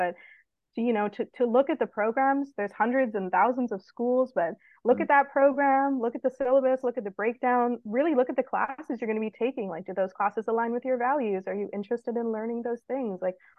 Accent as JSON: {"language": "English", "region": "British Columbia", "country": "Canada", "said": "I came from Canada. I did my undergrad at the University of British Columbia."}